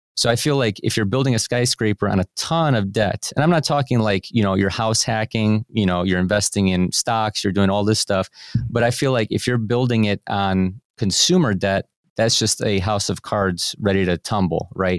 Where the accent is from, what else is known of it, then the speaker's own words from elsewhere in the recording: Cleveland, Ohio, United States; I was born and raised here in Cleveland, Ohio, I live in a suburb of Cleveland still to this day